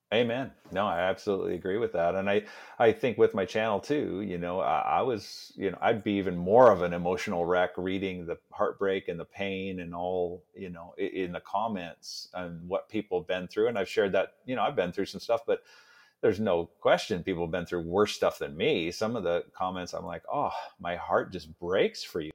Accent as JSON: {"language": "English", "town": "Seattle", "region": "Washington", "country": "United States", "tie": "born or raised there", "also_born_or_lived": "New Orleans, United States", "said": "that's where I was born in New Orleans. And then he moved us up to Seattle"}